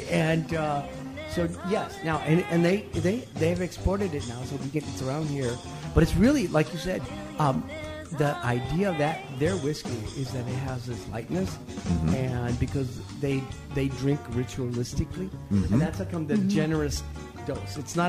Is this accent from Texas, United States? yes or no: yes; Texas, United States; Well, I'm from Texas, and in Texas they have the Texas Ruby, which is no longer marketed as well.